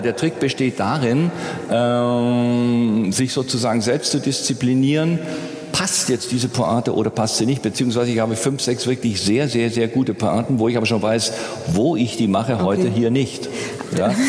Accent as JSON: {"language": "German", "town": "Nürtingen", "region": "Baden-Württemberg", "country": "Germany", "tie": "born or raised there", "said": "ich bin in Nürtingen aufgewachsen"}